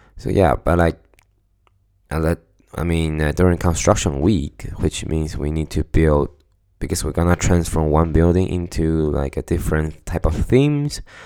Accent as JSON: {"language": "English", "country": "Taiwan", "moved": "as an adult", "lives_now": "Stockholm, Sweden"}